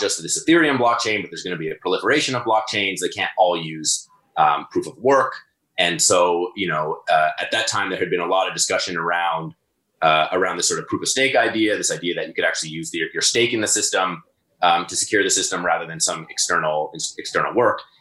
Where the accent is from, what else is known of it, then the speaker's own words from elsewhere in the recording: Toronto, Ontario, Canada; also born or lived in Guelph; I'm in Toronto, born and raised in Toronto